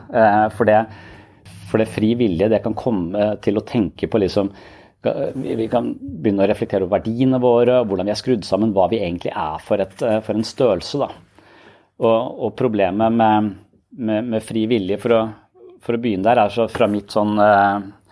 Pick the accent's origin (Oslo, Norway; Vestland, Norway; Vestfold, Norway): Vestfold, Norway; Tønsberg; jeg er fra Østlandet, jeg er fra Tønsberg